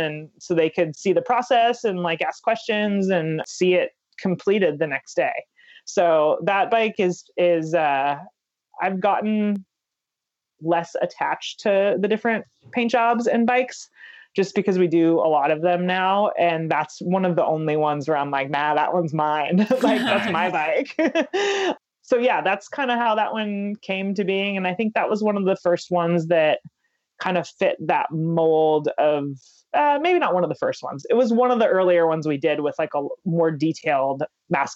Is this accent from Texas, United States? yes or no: no; San Diego, California, United States; we're on the West Coast and I'm from San Diego